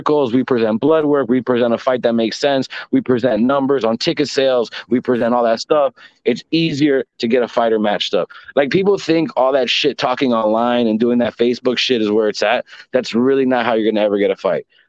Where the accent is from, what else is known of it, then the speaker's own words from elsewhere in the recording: Florida, United States; I'm from Florida